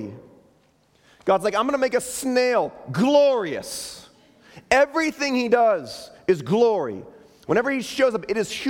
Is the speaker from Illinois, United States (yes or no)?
yes; Chicago, Illinois, United States; moved away; That's my hometown. That's where we moved here from